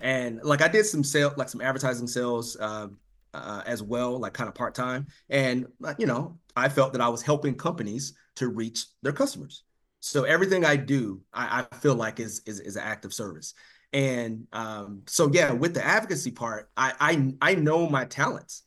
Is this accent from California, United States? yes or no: no; North Carolina, United States; moved away as an adult; also born or lived in Washington, D.C. / Nebraska; now in Rancho Cucamonga, United States; I was born and raised in North Carolina.